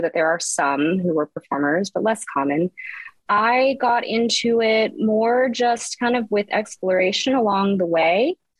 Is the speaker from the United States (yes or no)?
yes; Texas, United States; also born or lived in Houston; I grew up in Texas, various parts of Texas